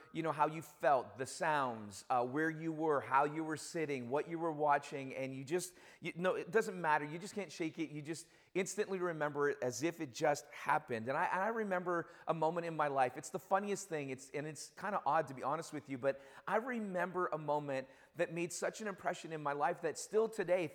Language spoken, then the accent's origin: English; Toronto, Ontario, Canada; now in Hamilton, Canada; I do cheer for my hometown team, which is the Argos